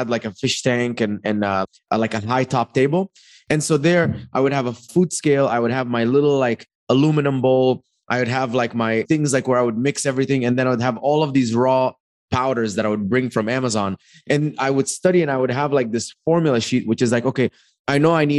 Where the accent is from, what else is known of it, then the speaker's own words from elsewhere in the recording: Dubai, United Arab Emirates; also born or lived in Egypt; now in United States; came to America in 2011. I grew up in Dubai. I was born in Egypt.